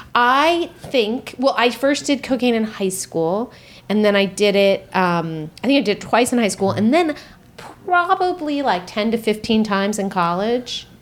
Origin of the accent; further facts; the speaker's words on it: Marin, California, United States; I grew up in Marin